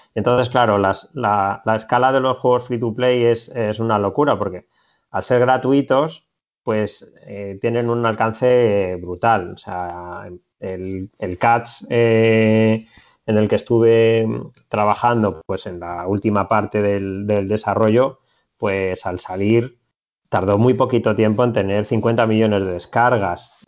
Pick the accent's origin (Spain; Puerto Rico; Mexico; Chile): Spain; Madrid, Community of Madrid; moved away as an adult; now in Barcelona, Spain; Yo soy de Madrid, pero hace cuatro años me vine para, para Barcelona